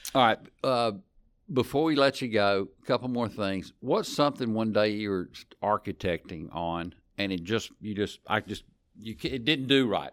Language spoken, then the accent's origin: English; West Monroe, Louisiana, United States; We are both from West Monroe